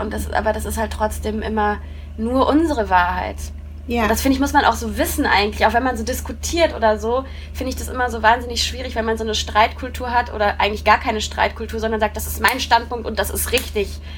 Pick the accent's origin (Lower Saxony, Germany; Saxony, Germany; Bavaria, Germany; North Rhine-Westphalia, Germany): North Rhine-Westphalia, Germany; Coesfeld; born or raised there; also born or lived in Haltern am See